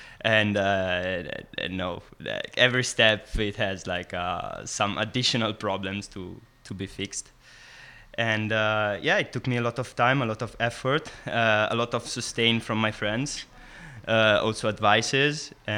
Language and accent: English; Italy; English is a second language; now in San Sebastian, Spain; I'm …. I'm from Italy originally, but I'm coming from San Sebastian in Basque Country.